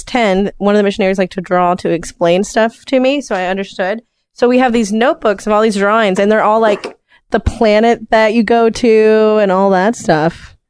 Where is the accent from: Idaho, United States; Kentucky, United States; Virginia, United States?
Kentucky, United States; I'm only 27. But I'm from Kentucky.